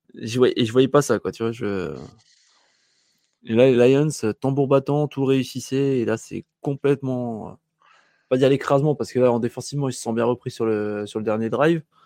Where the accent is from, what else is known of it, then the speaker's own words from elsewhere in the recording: north-east France, France; je suis français du Nord-Est